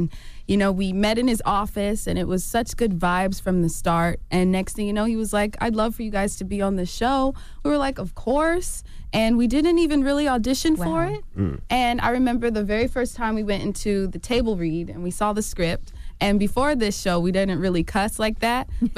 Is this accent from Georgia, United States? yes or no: yes; Atlanta, Georgia, United States; Yeah, so we're from Atlanta, Georgia. And mm-hmm. we were singing around town.